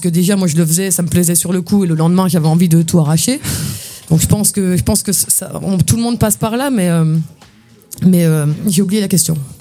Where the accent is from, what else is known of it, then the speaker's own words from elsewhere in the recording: near Saint-Dié-des-Vosges, Grand Est, France; also born or lived in Épinal; moi, je suis né à Épinal, mais j'ai grandi à côté de Saint-Dié-des-Vosges